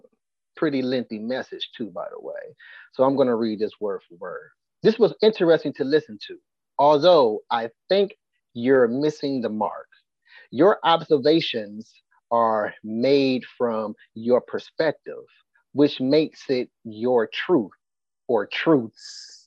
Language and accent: English; St. Petersburg, Florida, United States; I grew up in South St. Pete in the 90s.